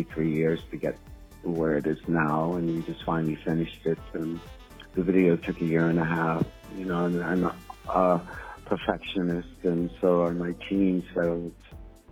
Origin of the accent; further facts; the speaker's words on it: Jamaica; moved away; also born or lived in United States; I am from Jamaica. My parents were immigrants to the USA